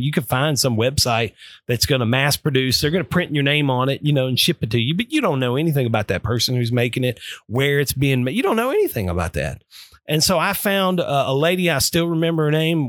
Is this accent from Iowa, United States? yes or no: no; Nashville, Tennessee, United States; I knew that I was born in Nashville, I knew that my mom had been born in Nashville